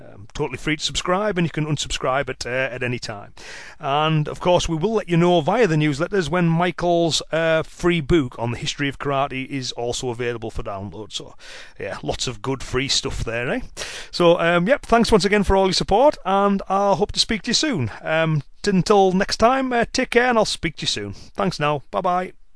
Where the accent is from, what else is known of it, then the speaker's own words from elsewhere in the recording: Cumbria, North West England, United Kingdom; accent: Cumbrian; Cumbrian, uh, which is uh, my dialect um, from the area of, of, England in which I live